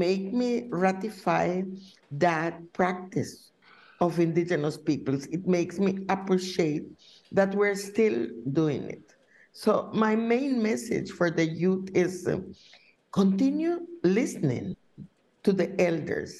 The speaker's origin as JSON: {"language": "English", "area": "Wangki River", "region": "Mosquito Coast", "country": "Nicaragua", "tie": "born or raised there", "said": "I was born in the Huanqui River. This is a river that borders Honduras and Nicaragua. So it was something that we call the Mosquito Coast"}